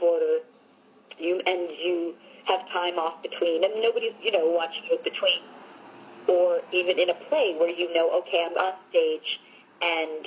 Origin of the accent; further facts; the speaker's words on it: Long Island, New York, United States; I'm from Long Island